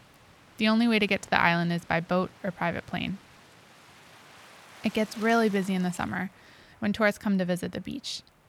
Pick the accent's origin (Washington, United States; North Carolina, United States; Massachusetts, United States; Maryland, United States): North Carolina, United States; Ocracoke; moved away; Because Ocracoke is my hometown. It's where my mom and brother still live and work.